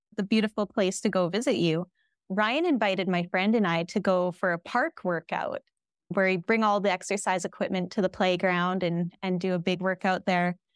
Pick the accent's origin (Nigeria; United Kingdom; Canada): Canada; Lethbridge, Alberta; moved away as an adult; also born or lived in Regina, Saskatchewan; now in White Rock, Canada; We're from Southern Alberta, from Lethbridge, Alberta, and we lived in Regina, Saskatchewan for two years prior